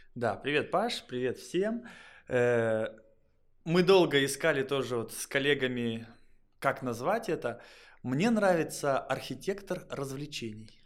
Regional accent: Kondopoga, Republic of Karelia, Russia; В школе э, был звездой школы, я из Кондопаги, из соседнего города

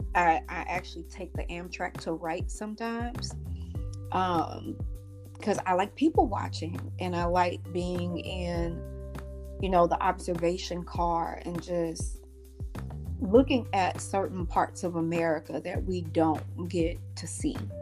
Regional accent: St. Louis, Missouri, United States; moved away; coming back home to my hometown of St. Louis, Missouri

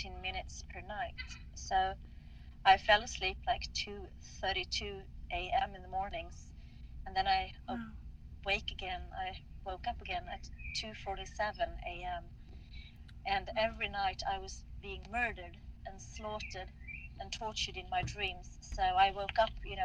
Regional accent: Stockholm, Stockholm County, Sweden; I'm from Stockholm, Sweden

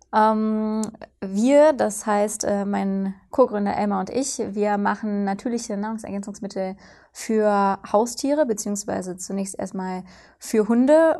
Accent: Cologne, North Rhine-Westphalia, Germany; moved away; Ich komme ursprünglich aus Köln

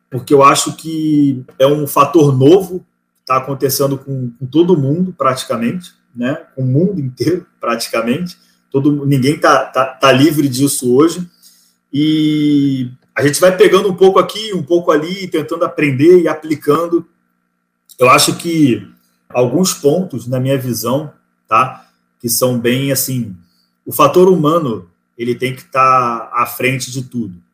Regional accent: Rio de Janeiro, Brazil; now in Florianópolis, Brazil; É de São Paulo, é do, eu sou do Rio, né?

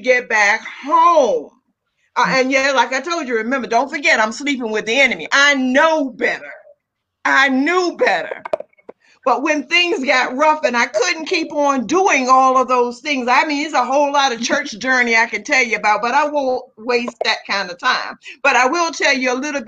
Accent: Southern Virginia, United States; moved away as an adult; I wasn't in my hometown now. I was not in Southern Virginia

